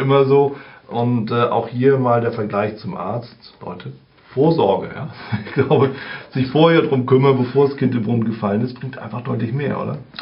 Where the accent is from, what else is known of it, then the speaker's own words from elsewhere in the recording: Germany; bei uns in Deutschland